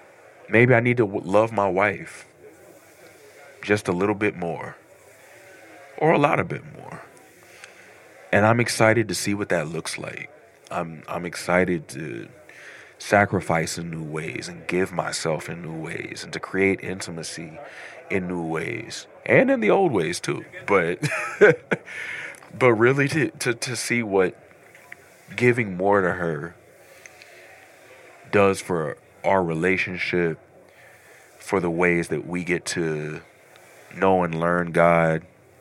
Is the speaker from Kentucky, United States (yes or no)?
yes; Louisville, Kentucky, United States; I'm from Louisville, Kentucky.